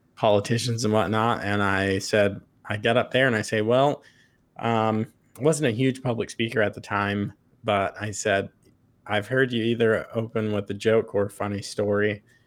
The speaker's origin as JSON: {"language": "English", "area": "Long Island", "region": "New York", "country": "United States", "said": "I'm from Long Island, so I'm not a farm person at all"}